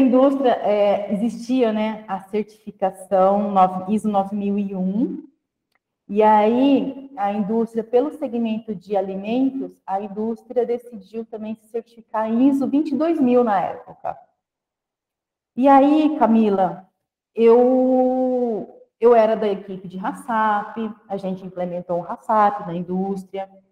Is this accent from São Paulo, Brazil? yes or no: yes; Guararapes, São Paulo, Brazil; moved away; Eu sou uma pessoa que vim do interior do estado de São Paulo, de uma cidadezinha chamada Guararapes, uma cidade que tem pouco mais de 30 mil habitantes